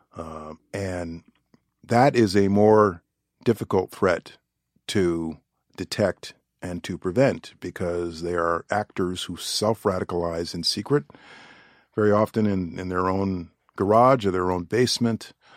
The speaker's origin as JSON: {"language": "English", "region": "New York", "country": "United States", "said": "I'm a New Yorker"}